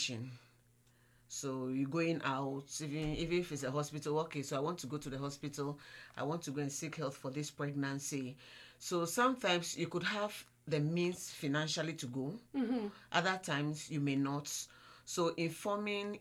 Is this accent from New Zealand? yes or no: no; Ghana; from Ghana